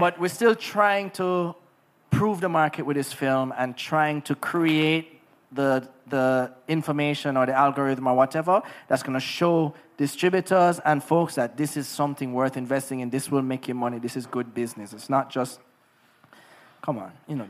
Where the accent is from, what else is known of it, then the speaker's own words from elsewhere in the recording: Negril, Jamaica; Growing up in Negril was amazing